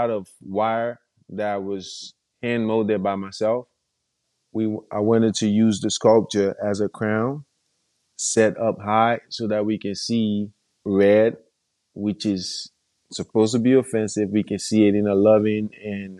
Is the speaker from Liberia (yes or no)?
yes; Monrovia, Montserrado, Liberia; I'm from Monrovia, Liberia, and I'm a mixed media artist